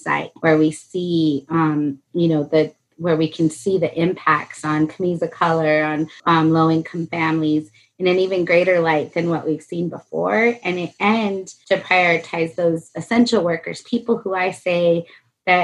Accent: Albuquerque, New Mexico, United States; I actually live in the home that I grew up in here in Southeast Albuquerque

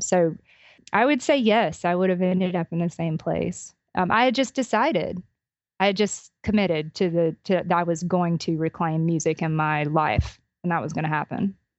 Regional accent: Albany, Georgia, United States; my hometown of Albany, Georgia

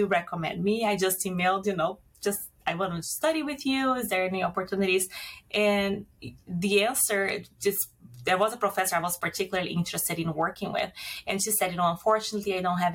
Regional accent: Brazil; accent: Brazilian; moved away as an adult; also born or lived in United States; now in Edmonton, Canada; the accent is actually from Brazil. I'm originally from Brazil. I did my undergraduate degree there and moved to Canada in 2004

